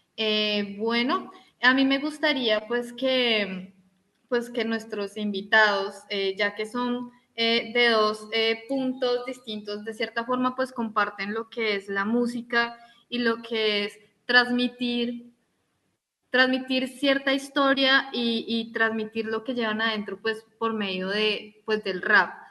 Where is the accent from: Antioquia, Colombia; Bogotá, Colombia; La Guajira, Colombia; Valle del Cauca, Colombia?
Bogotá, Colombia; yo que soy de Bogotá